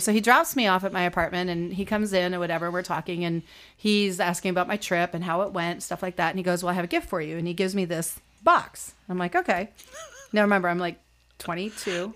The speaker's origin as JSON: {"language": "English", "country": "Canada", "also_born_or_lived": "Toronto / New York", "moved": "as an adult", "said": "being Canadian"}